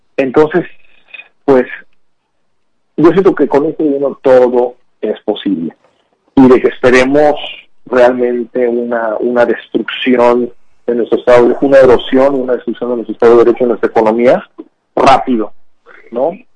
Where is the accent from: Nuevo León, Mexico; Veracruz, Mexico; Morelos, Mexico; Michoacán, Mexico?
Veracruz, Mexico; moved away; also born or lived in San Antonio, Texas, United States; el gobierno que tenemos en Veracruz es una expresión de quiénes somos como veracruzanos